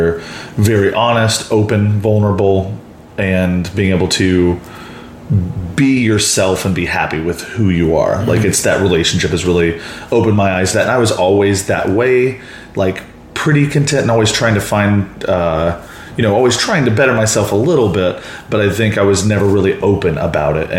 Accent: Mansfield, Texas, United States; moved away as an adult; now in Chicago, United States; Born and raised in the Dallas-Fort Worth area, suburb Mansfield, and then moved to Chicago when I was 26

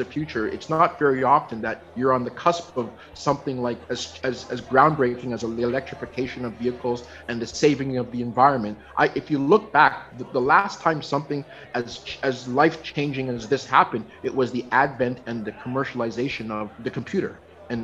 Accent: Toronto, Ontario, Canada; now in Vancouver, Canada; I've literally been living in Vancouver now more years than I ever lived in my hometown of Toronto.

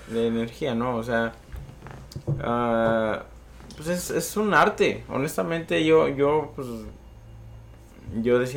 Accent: Michoacán, Mexico; Yo soy de Michoacán.

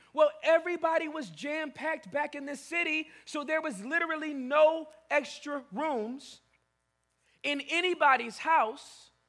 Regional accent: Inglewood, California, United States; I'm born and raised in Inglewood, California. That's where I was born. Centinela Hospital, Thursday, June 26th at 8:26 p.m.

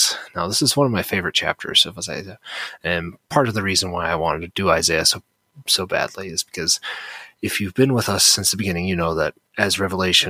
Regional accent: United States; I'm born and raised in America

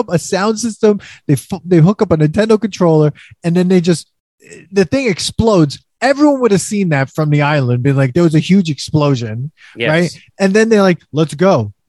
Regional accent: New York City, New York, United States; Like, I'm from New York.

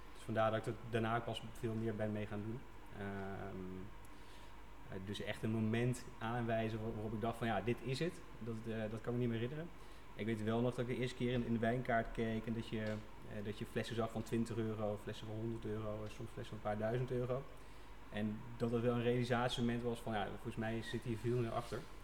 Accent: Venlo, Limburg, Netherlands; opgegroeid in Venlo

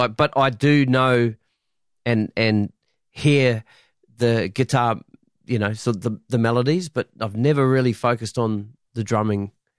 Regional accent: New Zealand; when I was coming up in my hometown in New Zealand, … was big on the young guitarist that I was playing with.

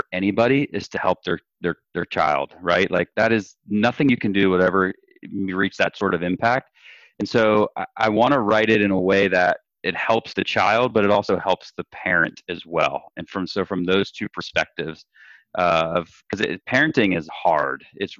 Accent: Florida, United States; I grew up in Florida, born and raised, and we've kind of settled in North Florida right now

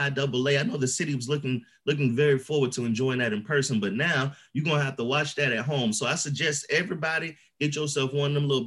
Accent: Baltimore, Maryland, United States; I'm from Baltimore.

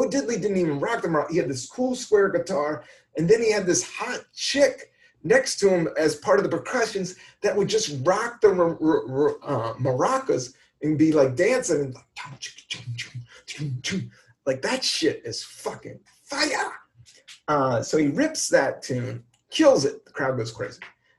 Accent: Florida, United States; I'm from Florida.

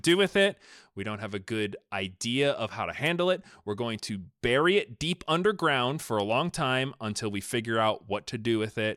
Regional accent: United States; I'm from America

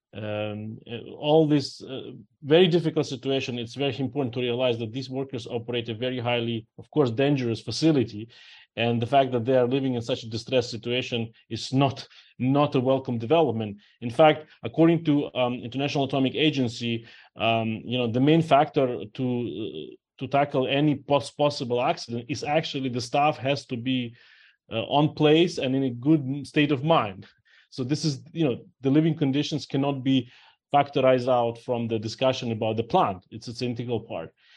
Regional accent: Ukraine; now in New Orleans, United States; I'm originally myself from Ukraine, and my parents and friends still live there

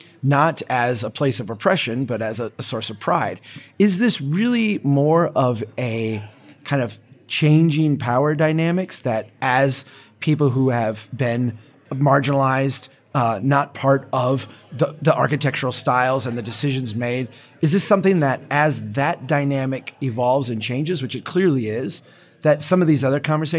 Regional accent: Minnesota, United States; I've had the same experience as a Minnesotan being there.

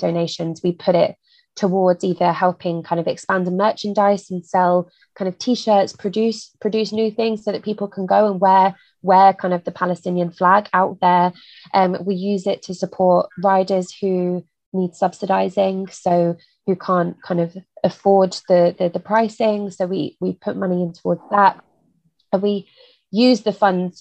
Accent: United Kingdom; as a British person

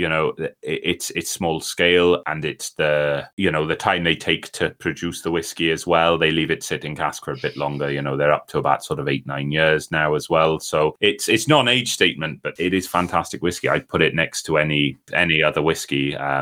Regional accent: South Wales, United Kingdom; now in North Wales, United Kingdom; I live in North Wales and I'm from South Wales

